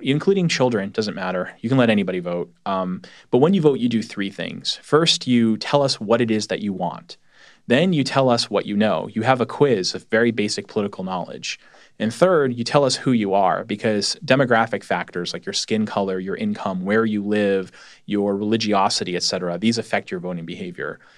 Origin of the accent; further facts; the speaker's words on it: New England, United States; I'm from New England